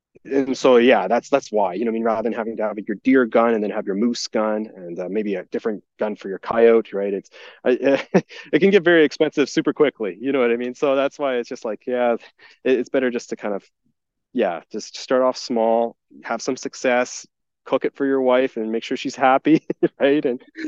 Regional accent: Alberta, Canada; You're allowed to hunt there just from being a Canadian and an Albertan.

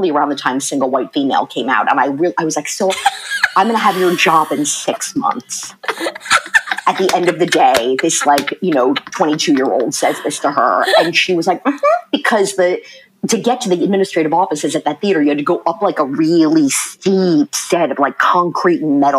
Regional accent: Maryland, United States; born or raised there; also born or lived in Red Bank, New Jersey

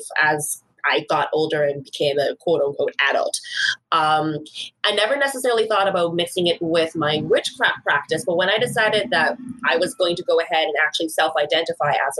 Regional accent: Bahamas; moved away as an adult; now in Vancouver, Canada; I am originally from the Commonwealth of the Bahamas.

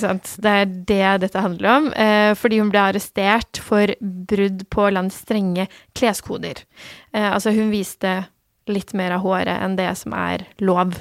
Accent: Norway; also born or lived in Turkey / Iran (ancestry); Jeg ble født i Tyrkia og kom til Norge da noen måneder gammel. Mm. Eh, og har bodd eh, her siden

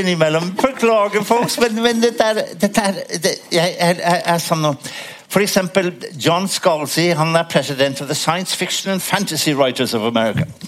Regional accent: Worcester, West Midlands, United Kingdom; Norwegian is a second language; now in Norway; var hjemme i Worcester, i min hjemby

